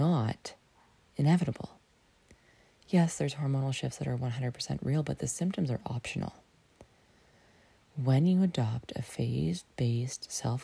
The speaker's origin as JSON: {"language": "English", "town": "Lion's Head", "region": "Ontario", "country": "Canada", "tie": "born or raised there", "moved": "yes", "said": "my hometown, Lion's Head"}